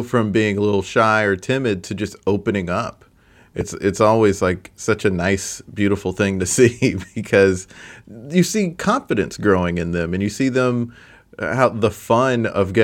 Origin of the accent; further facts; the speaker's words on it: the South, United States; moved away; I come from the South